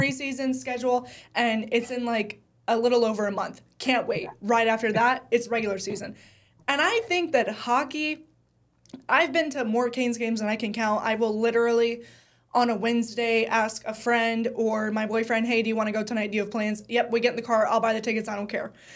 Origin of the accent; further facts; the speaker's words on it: Charlotte, North Carolina, United States; I grew up in Charlotte